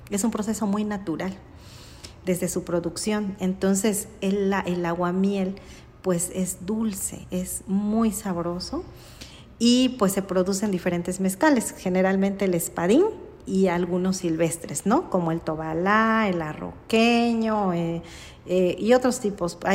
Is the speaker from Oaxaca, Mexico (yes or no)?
yes; Mitla, Oaxaca, Mexico; … es señora …. Ajá, en Zapoteco